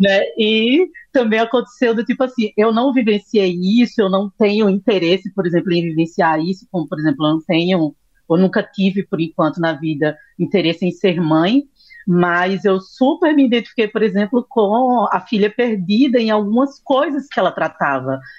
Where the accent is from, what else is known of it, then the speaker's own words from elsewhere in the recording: Recife, Pernambuco, Brazil; eu sou aqui de Recife Pernambuco